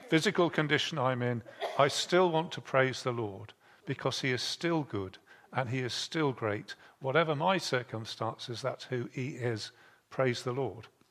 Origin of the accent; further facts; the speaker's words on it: Bridgnorth, West Midlands, United Kingdom; I was born in Bridge North, which has the river Severn going through it